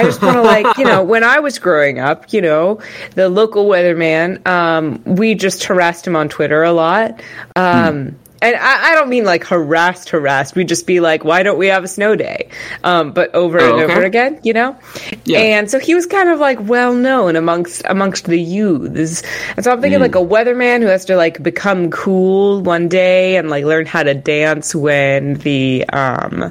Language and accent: English; Texas, United States; I'm from Texas